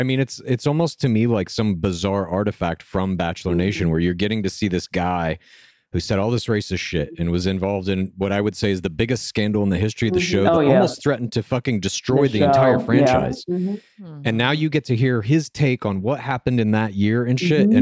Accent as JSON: {"language": "English", "town": "Dallas", "region": "Texas", "country": "United States", "said": "I'm from Dallas"}